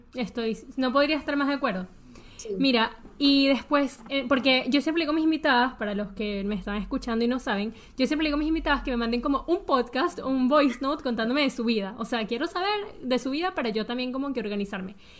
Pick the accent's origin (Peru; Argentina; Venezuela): Venezuela; moved away; yo viví toda mi infancia en Venezuela